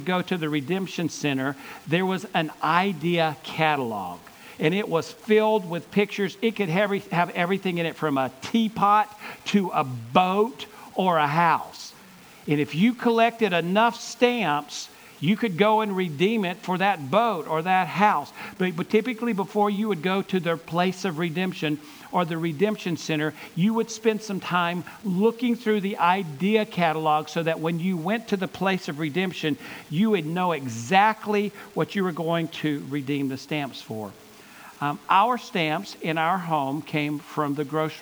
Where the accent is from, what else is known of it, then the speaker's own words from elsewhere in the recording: Gaffney, South Carolina, United States; I grew up in Gaffney, South Carolina, so what, an hour and 15 minutes from here